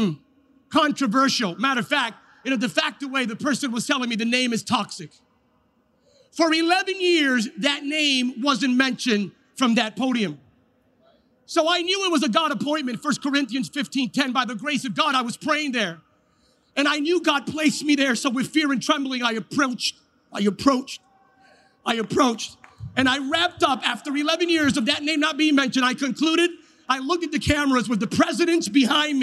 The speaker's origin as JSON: {"language": "English", "region": "California", "country": "United States", "said": "I come from California"}